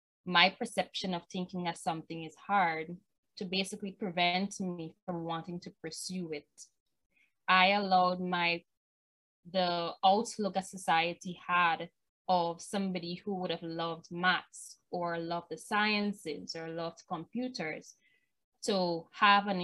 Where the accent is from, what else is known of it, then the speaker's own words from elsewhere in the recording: Guyana; I'm from Burbies, and much of the opportunities that I got in my career and my academic studies was from Georgetown. Us in Burbies are not usually given that opportunity